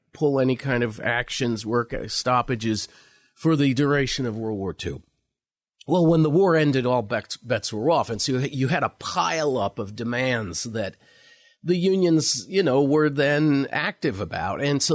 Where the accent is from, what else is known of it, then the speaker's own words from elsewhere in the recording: New York City, New York, United States; I grew up in Marine Park. We've had the house that I grew up in for 53 years now. And Marine Park was like my backyard.